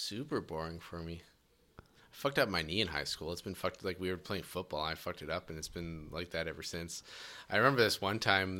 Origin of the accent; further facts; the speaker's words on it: Edmonton, Alberta, Canada; Here in Edmonton.